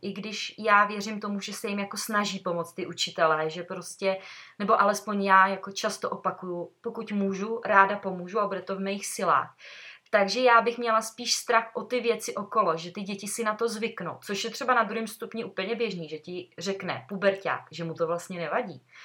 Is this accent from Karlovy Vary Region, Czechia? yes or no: yes; Sokolov, Karlovy Vary Region, Czechia; když jsme ze Sokola